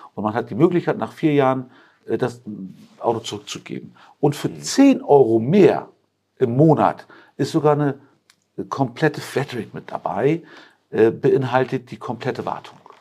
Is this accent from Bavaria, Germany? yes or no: no; Hamburg, Germany; also born or lived in Turkey; now in Rosengarten, Germany; ich bin ja äh, gebürtig türkisch, aber ich bin ein Hamburger Jung. Ich war ja. seit meinem dritten Lebensjahr bin ich also in Hamburg groß geworden, in Eimsbüttel